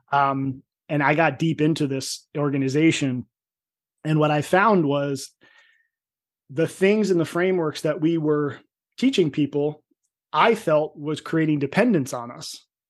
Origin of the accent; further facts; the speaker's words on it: New Jersey, United States; I'm from Jersey, but I was a Jersey meathead.